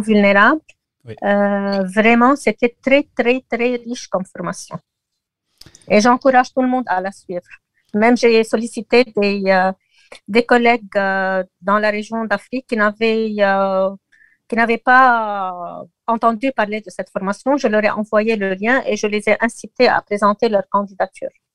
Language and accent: French; Lebanon; chez nous au Liban